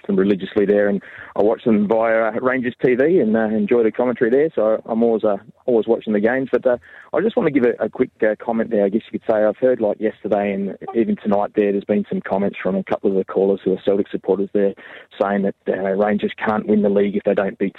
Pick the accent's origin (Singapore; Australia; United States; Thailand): Australia; accent: Australian; moved away as an adult; now in Labrador, Canada; I'm originally from Australia. Parents were both born